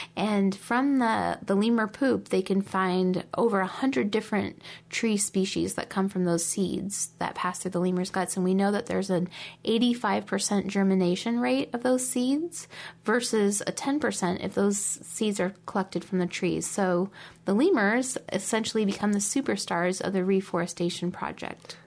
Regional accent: Omaha, Nebraska, United States; growing up in Omaha

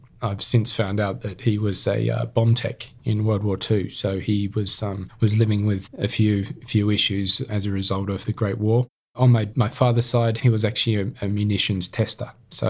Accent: Sydney, New South Wales, Australia; also born or lived in Camden, Australia; I was brought up in Sydney, so born in Camden and moved to Sydney at the age of 5, then went through schooling here and university

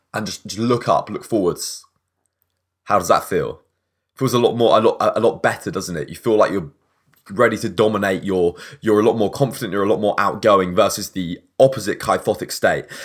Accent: England, United Kingdom; I'm English

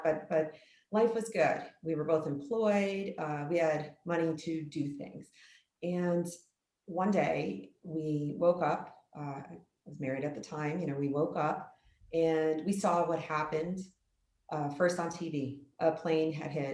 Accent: New York City, New York, United States; I grew up in the New York City area

